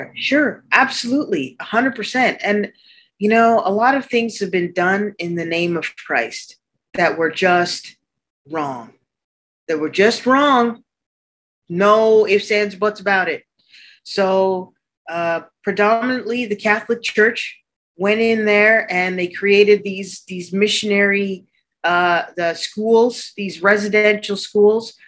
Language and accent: English; Arctic Canada, Canada; moved away; also born or lived in New York City, United States; even though I was born in New York City, I grew up in Arctic Canada